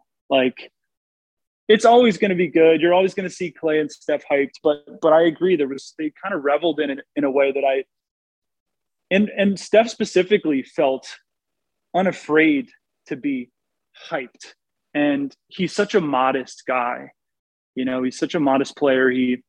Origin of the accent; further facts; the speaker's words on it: New York City, New York, United States; also born or lived in Connecticut / Los Angeles; Well, so, yeah, I grew up in New York City in Connecticut.